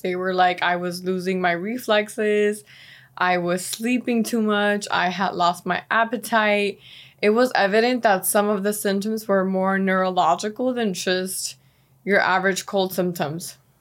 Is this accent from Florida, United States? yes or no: yes; Miami, Florida, United States; also born or lived in Venezuela; growing up here, it's been a city that has cultivated and grown in ways that I never imagined